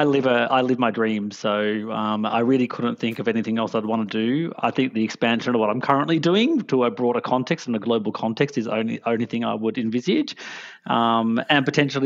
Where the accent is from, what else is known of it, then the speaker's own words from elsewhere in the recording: Melbourne, Victoria, Australia; Where do I come from? I come from Box Hill, Melbourne, Victoria.